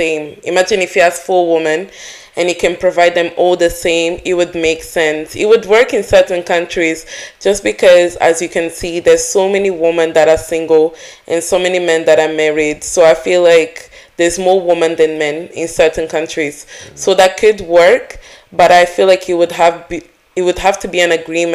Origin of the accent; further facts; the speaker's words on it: Angola; in my country, I am from Angola, and normally, if a man impregnates a woman, he has to marry her